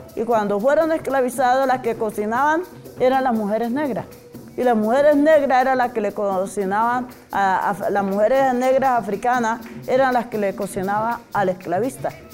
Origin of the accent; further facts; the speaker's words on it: Cali, Valle del Cauca, Colombia; moved away as an adult; also born or lived in Suárez, Cauca; now in Bogotá, Colombia; nací en Suárez, Cauca, eh, me crié en Cali